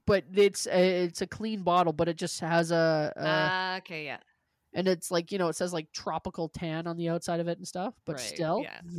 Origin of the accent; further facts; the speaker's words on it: Canada; I go, we're from Canada.